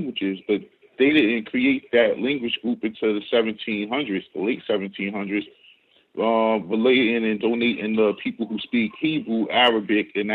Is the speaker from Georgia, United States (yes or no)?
no; Jersey City, New Jersey, United States; now in New York, United States; I grew up in Jersey City, New Jersey, which is right across the bay from Newark